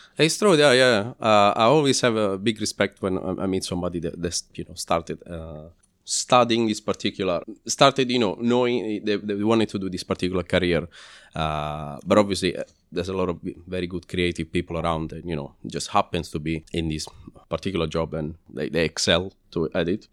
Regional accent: Lazio, Italy; English is a second language; moved away as an adult; now in London, United Kingdom; I'm from Lazio, which is, uh, well, the top part of Lazio, which is, uh, pretty much the same distance between Florence and Rome.

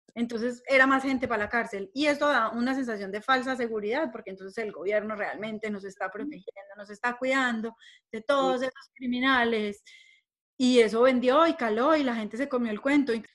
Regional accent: Colombia; todos somos colombianos

